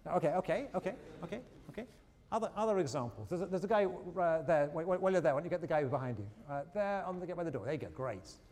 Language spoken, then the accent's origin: English; England, United Kingdom; moved away; When I was growing up in England, uh, uh, again, I'm going to reveal my age